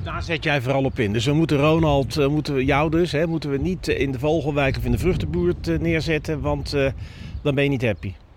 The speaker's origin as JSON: {"language": "Dutch", "town": "The Hague", "region": "South Holland", "country": "Netherlands", "said": "ik ben een jongen van Den Haag Zuidwest"}